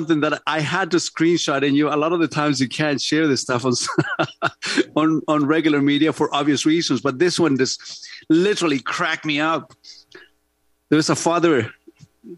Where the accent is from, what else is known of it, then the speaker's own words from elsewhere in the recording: Santiago, Santiago Metropolitan Region, Chile; English is a second language; now in Canada; growing up in Santiago, Chile, in gang-ridden